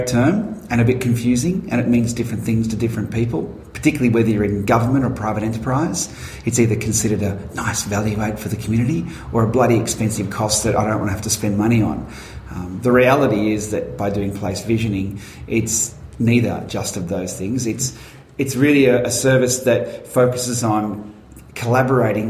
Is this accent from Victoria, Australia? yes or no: yes; Werribee, Victoria, Australia; also born or lived in Wangaratta, Victoria; when I was growing up in Werribee